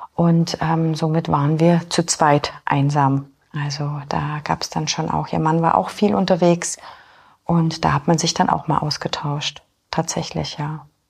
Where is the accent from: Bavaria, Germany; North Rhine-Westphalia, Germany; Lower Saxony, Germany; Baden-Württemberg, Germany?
Bavaria, Germany; Augsburg; moved away as an adult; also born or lived in Poland / Munich / Fürstenfeldbruck; now in Holzkirchen, Germany; Ich bin ursprünglich in Polen geboren, bin dann mit vier Jahren nach Deutschland gekommen. Meine Wurzeln sind in Augsburg. Also ich bin in Augsburg bin ich dann aufgewachsen auf dem Land